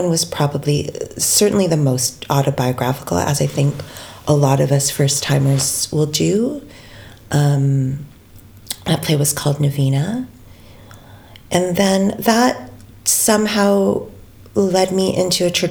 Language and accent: English; Canada; as a Filipino-Canadian cis woman